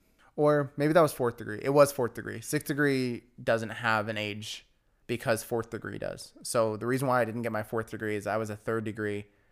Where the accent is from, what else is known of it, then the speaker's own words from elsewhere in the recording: Riverside, California, United States; Martin Luther King High School in Riverside.